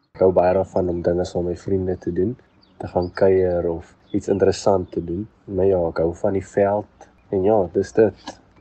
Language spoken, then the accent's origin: Afrikaans; Uitenhage, Eastern Cape, South Africa; ek is van die Ooskaap, van uit te laag